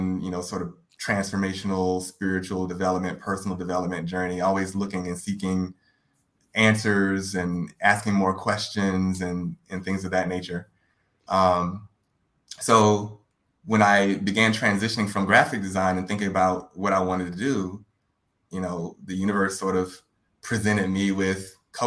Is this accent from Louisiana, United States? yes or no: yes; Baton Rouge, Louisiana, United States; I'm originally from Baton Rouge, Louisiana